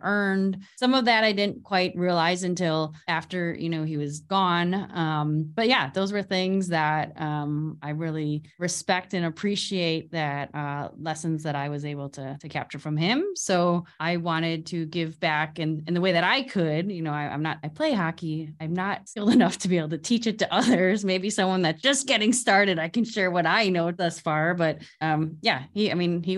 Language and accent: English; Chicago, Illinois, United States; we grew up in Chicago area